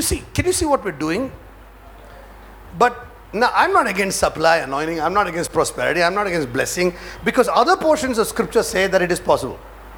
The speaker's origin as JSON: {"language": "English", "region": "New York", "country": "United States", "said": "I come from, you know, I come from New York. So I can't really cover my head now."}